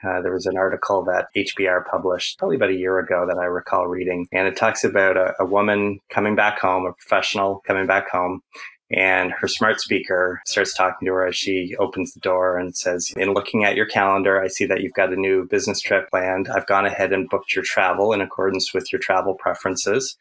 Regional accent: Ontario, Canada; also born or lived in Ottawa, Canada; I'm I'm Canadian. I live in a little village that has actually been kind of subsumed by the capital of Canada, Ottawa

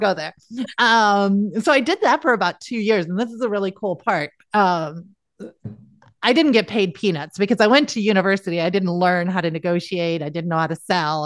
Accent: South Dakota, United States; I'm from South Dakota

